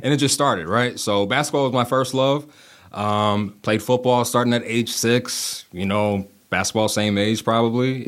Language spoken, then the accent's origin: English; Kenosha, Wisconsin, United States; born and raised in Kenosha